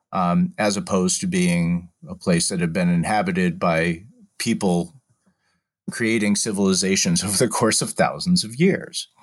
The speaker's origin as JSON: {"language": "English", "region": "Massachusetts", "country": "United States", "tie": "born or raised there", "also_born_or_lived": "Washington, D.C.", "moved": "as an adult", "lives_now": "Philadelphia, United States", "said": "I was born and raised in Massachusetts"}